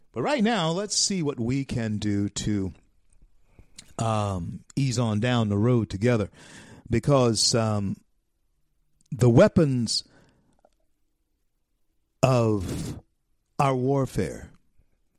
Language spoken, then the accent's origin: English; Louisiana, United States; I'm just too much of a Louisianian